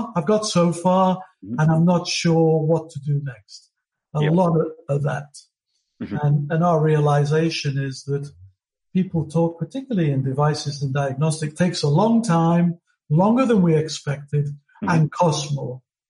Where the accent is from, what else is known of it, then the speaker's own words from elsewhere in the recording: United Kingdom; now in Melbourne, Australia; as you can tell from my accent, I'm originally from Britain.